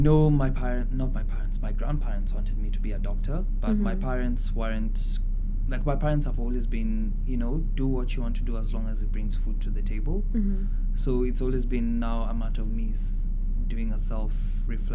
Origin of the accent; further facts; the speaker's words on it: Kenya; English is a second language; moved away; my Kenyan community, that's something that, as you say, it can literally resuscitate me, makes me feel like I'm at home, being able to talk in my native tongue